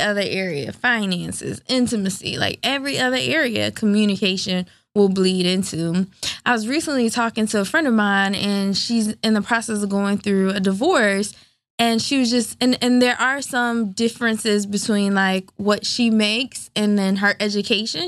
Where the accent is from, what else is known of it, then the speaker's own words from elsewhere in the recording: the South, United States; I'm from the South